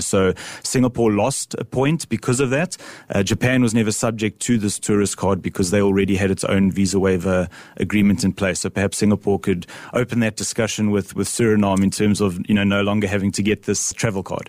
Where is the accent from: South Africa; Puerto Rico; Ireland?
South Africa; I'm a South African